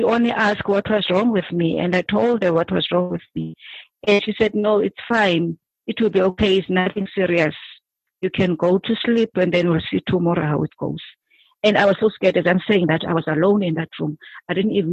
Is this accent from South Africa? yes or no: yes; Cape Town, Western Cape, South Africa; I'm from Cape Town. I stay in Langa.